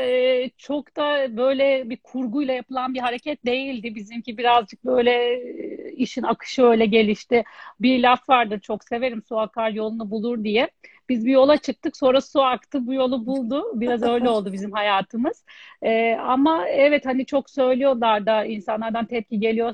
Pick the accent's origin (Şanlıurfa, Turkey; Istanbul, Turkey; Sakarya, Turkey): Istanbul, Turkey; ben e, 1980 İstanbul doğumluyum